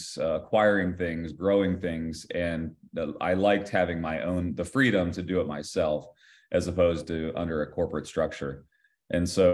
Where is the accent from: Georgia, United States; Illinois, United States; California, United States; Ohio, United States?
Ohio, United States; I grew up in the state of Ohio